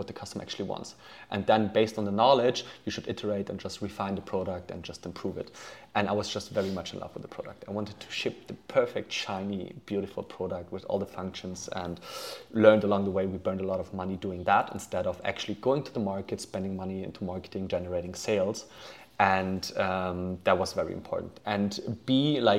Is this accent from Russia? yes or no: no; Germany; also born or lived in Poland / United States; I was born in Poland, grew up in Germany, somehow ended up doing my high school in the US